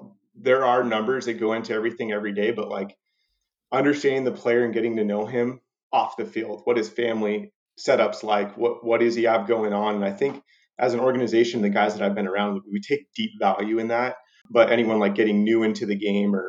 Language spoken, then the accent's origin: English; Southern California, United States; big Dodger fan growing up in Southern California